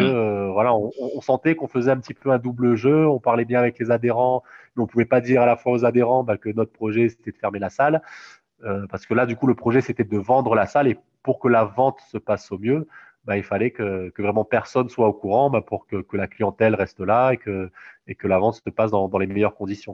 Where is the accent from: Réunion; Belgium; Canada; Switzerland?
Réunion; also born or lived in Toulouse; moi, je suis réunionnais